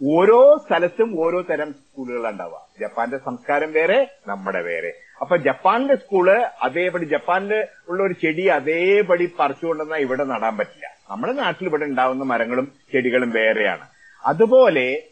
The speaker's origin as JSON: {"language": "Malayalam", "town": "Pattambi", "region": "Kerala", "country": "India", "tie": "born or raised there", "said": "എന്റെ നാട് പട്ടാമ്പി"}